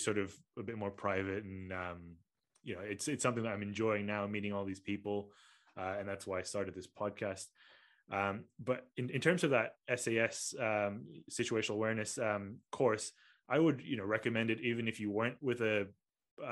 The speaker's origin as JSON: {"language": "English", "region": "Kuala Lumpur", "country": "Malaysia", "moved": "yes", "said": "I'm from Kuala Lumpur"}